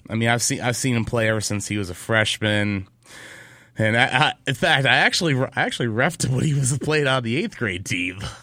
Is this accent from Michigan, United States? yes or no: yes; Michigan, United States; moved away; my home state of Michigan